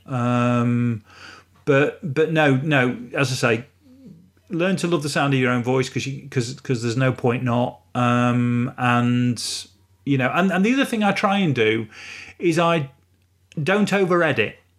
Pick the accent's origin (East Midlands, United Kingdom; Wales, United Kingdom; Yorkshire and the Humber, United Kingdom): East Midlands, United Kingdom; Retford; I was born and raised in Retford